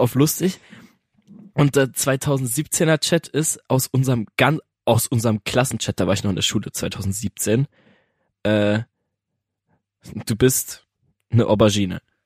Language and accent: German; Germany; wir sind Deutsche